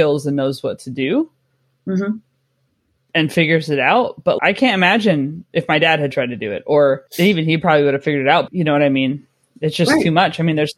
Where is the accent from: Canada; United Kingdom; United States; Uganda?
United States; a small town in California; born or raised there; moved away as an adult